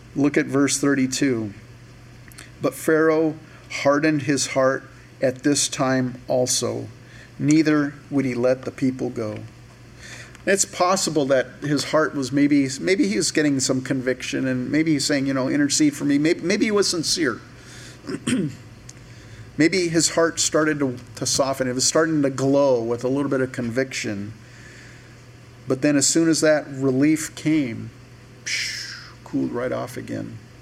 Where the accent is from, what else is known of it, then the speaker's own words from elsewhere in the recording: United States; we're American Christians.